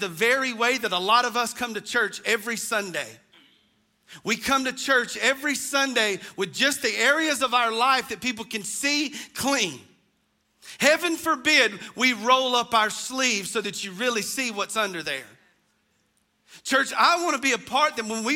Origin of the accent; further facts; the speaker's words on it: United States; growing up in the North Hall community